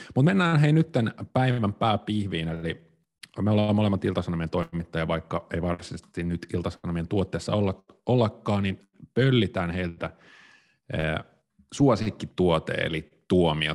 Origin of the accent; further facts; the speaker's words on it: Tampere, Pirkanmaa, Finland; Mä oon siis kotoisin Tampereelta